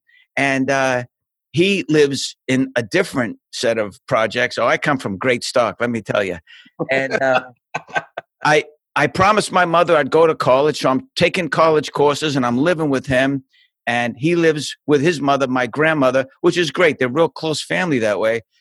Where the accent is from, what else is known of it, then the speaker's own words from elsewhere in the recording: Boston, Massachusetts, United States; moved away; I'm from Boston. I was born in a place called South Boston